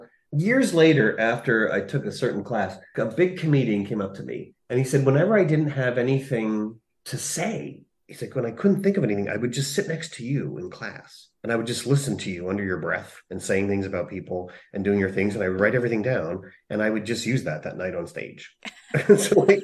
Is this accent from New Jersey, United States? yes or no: yes; New Jersey–Pennsylvania border, United States; moved away as an adult; now in Los Angeles, United States; Where I grew up on the Jersey Pennsylvania border